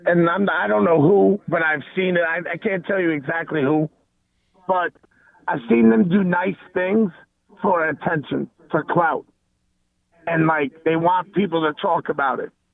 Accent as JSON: {"language": "English", "region": "New York", "country": "United States", "tie": "born or raised there", "said": "growing up in New York"}